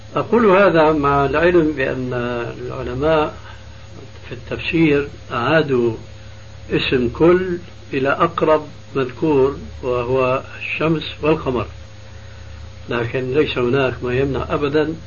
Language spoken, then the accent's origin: Arabic; Syria; عندنا في بلاد الشام